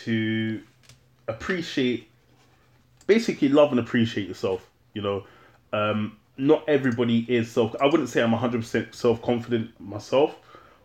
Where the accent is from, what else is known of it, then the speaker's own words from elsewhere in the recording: London, United Kingdom; I grew up in London, born in London, grew up in London